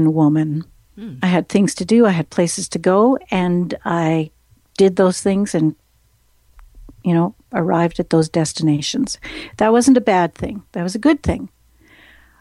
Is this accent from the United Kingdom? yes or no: no; Saskatchewan, Canada; I'm from Saskatchewan